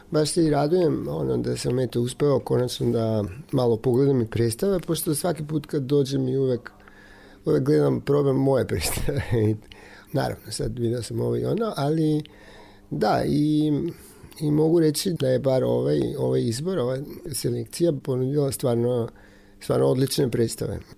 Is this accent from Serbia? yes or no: no; North Macedonia; isto i kod nas u Makedoniji